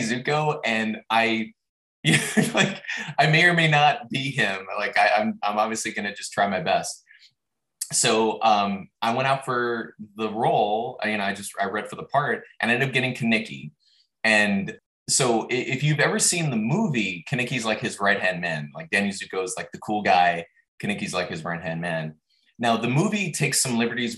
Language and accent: English; Los Angeles, California, United States; I grew up in Los Angeles and we had a large backyard